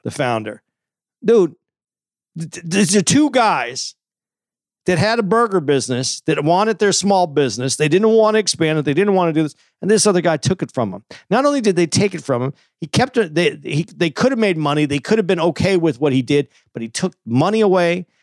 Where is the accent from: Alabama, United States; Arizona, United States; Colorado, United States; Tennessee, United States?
Arizona, United States; Tucson; I grew up in Tucson, so it was hot